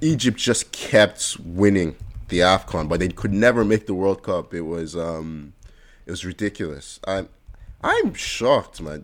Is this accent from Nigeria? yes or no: yes; Nigeria; everywhere I go, I say I'm Nigerian